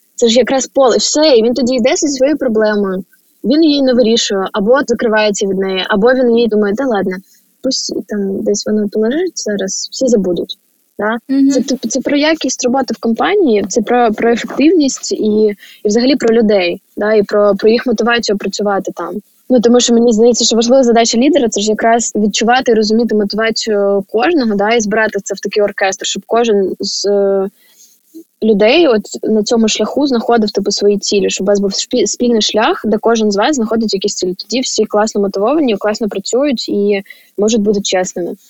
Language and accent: Ukrainian; Chernihiv, Chernihiv Oblast, Ukraine; я з Чернігова